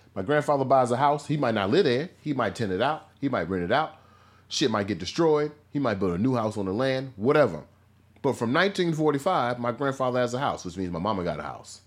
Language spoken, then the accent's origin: English; Missouri, United States; when I was growing up in Midwest Missouri